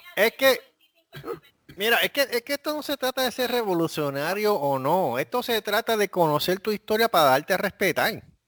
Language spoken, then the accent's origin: Spanish; Puerto Rico; moved away as an adult; now in Corpus Christi, United States; yo, yo, soy de Puerto Rico